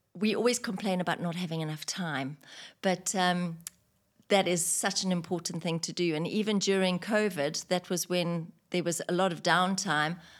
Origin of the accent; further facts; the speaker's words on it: Victoria Falls, Matabeleland North, Zimbabwe; moved away as an adult; also born or lived in United Kingdom; now in United Arab Emirates; I was in the travelin' tourism industry in my hometown in Victoria Falls in Zimbabwe